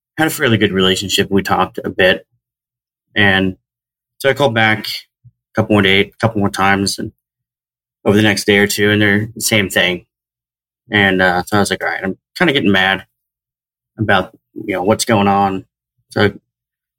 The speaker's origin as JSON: {"language": "English", "region": "Southern Oregon", "country": "United States", "tie": "born or raised there", "moved": "as an adult", "said": "I grew up in Southern Oregon"}